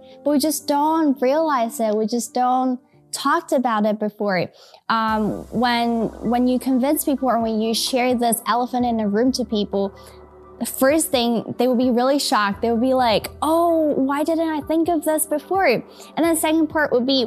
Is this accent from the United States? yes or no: no; Taiwan; I think growing up in Taiwan really changed a lot of things